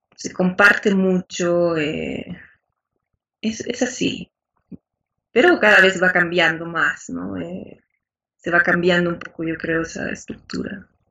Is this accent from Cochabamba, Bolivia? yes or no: no; La Paz, Bolivia; Soy de Bolivia